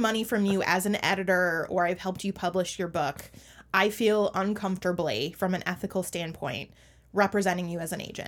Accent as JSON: {"language": "English", "town": "Minneapolis–Saint Paul", "region": "Minnesota", "country": "United States", "tie": "born or raised there", "said": "my hometown, um, which is the Twin Cities"}